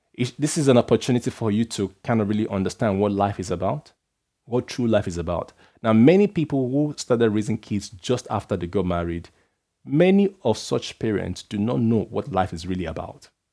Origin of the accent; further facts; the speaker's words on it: Nigeria; I'm a Nigerian guy. I come from a background where they are, you're asked to respect elders and stuff like